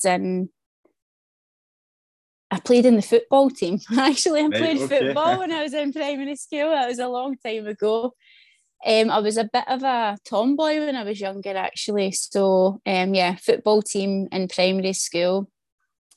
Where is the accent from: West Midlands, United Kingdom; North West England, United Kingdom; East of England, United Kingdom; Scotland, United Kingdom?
Scotland, United Kingdom; Glasgow; I'm from the East End of Glasgow